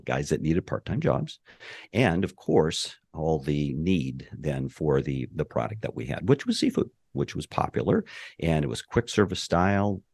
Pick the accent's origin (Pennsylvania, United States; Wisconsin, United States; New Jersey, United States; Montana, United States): Montana, United States; moved away as an adult; also born or lived in Anchorage, Alaska / Southern California; now in Merritt Island, Florida, United States; I was born and raised in Montana, the oldest of five.